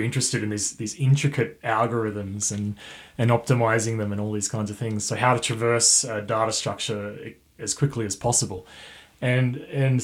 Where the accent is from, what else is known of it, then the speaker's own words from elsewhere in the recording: Dubbo, New South Wales, Australia; now in Armidale, Australia; I'm from Dubbo area